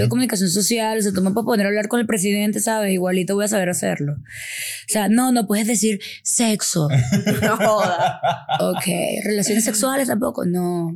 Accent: Venezuela; Nosotros también como venezolanos

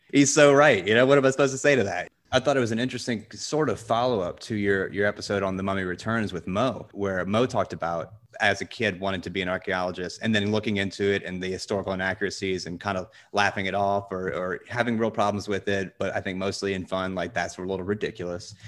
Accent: the South, United States; I grew up in the South, so I know guns

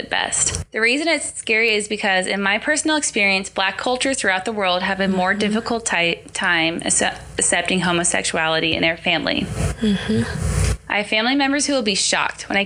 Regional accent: Mount Vernon, Indiana, United States; moved away; I'm from Mount Vernon

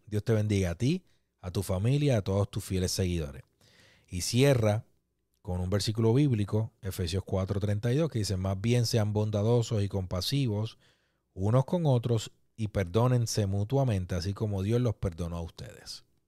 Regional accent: Puerto Rico; nosotros como puertorriqueños

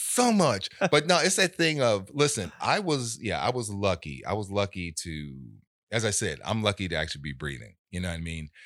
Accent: Los Angeles, California, United States; I was born in South Central

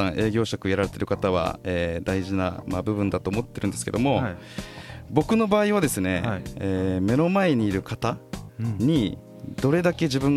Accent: Okinawa, Japan; moved away; also born or lived in Nagoya, Aichi; 沖縄に帰ってくる前に、はい、えー、自分が拠点を置いて名古屋、

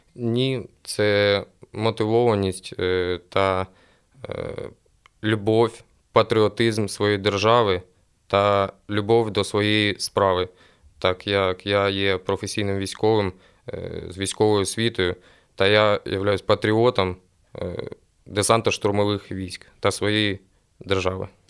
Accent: Sloviansk, Kramatorsk, Druzhkivka, Kostiantynivka area, Donetsk Oblast, Ukraine; у місті Слов'янськ, Краматорськ, Дружківка, Константинівка, е, так як я сам місцевий

